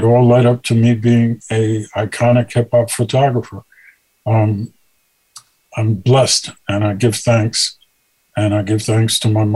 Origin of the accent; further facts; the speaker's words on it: New York City, New York, United States; I grew up in Brooklyn